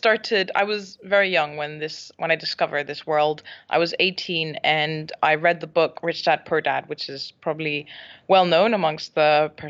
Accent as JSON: {"language": "English", "town": "Barcelona", "region": "Catalonia", "country": "Spain", "tie": "born or raised there", "also_born_or_lived": "Scotland", "first_language": "English", "said": "I am Scottish, so I was born in Scotland, mm-hmm. but I grew up and spent most of my life in Spain, in Barcelona. My mom is Spanish."}